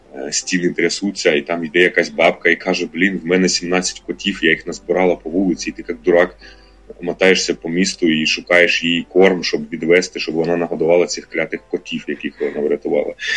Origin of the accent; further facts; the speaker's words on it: Luhansk Oblast, Ukraine; moved away as an adult; в мене Луганська прописка